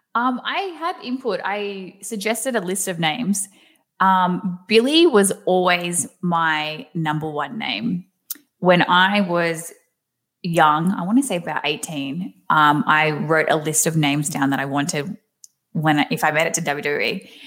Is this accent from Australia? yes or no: yes; Australia; accent: thick Aussie; moved away as an adult; now in United States; I have tried so hard to keep my Aussie accent because I do have a very thick accent